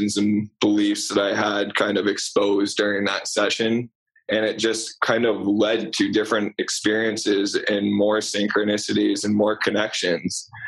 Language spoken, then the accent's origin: English; Vermont, United States; also born or lived in Rhode Island; I grew up in Vermont. I went to high school in Vermont